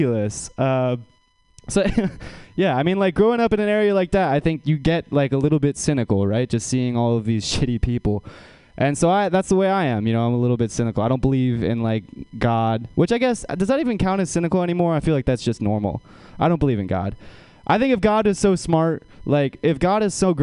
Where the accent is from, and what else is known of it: Menlo Park, California, United States; born or raised there